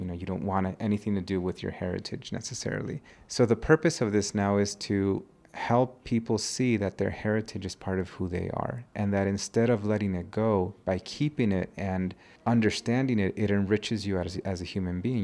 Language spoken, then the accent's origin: English; California, United States; now in Mexico; an immigrant growing up in the United States. I moved to the United States when I was one